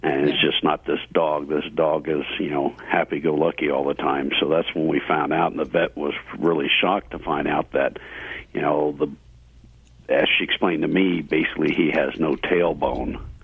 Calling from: Colorado, United States; I'm calling from Colorado.

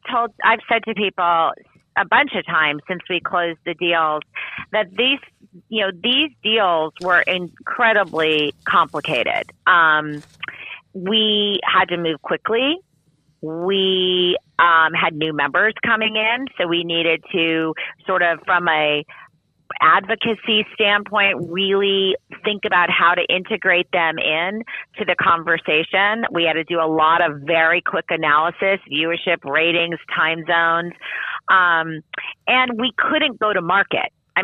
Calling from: Los Angeles, California, United States; I'm calling in from Los Angeles. I would say sunny Los Angeles, but it isn't, so I won't lie.

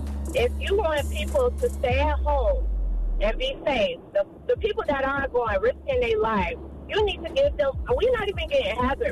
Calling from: Florida, United States; I'm calling from Florida.

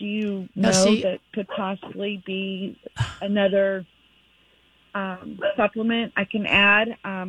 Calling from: Kansas City, Missouri, United States; I'm calling from Kansas City, so I know of Holistic that I went to.

